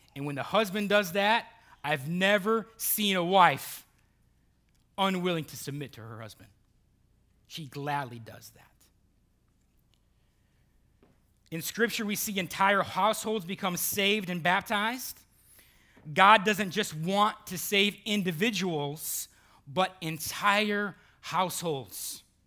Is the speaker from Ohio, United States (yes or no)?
yes; Burton, Ohio, United States; moved away; I have lifelong friends, uh, from, from Cleveland, Ohio, and, and my hometown